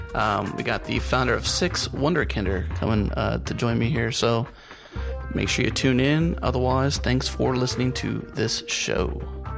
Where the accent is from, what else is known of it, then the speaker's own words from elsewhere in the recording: United States; as an American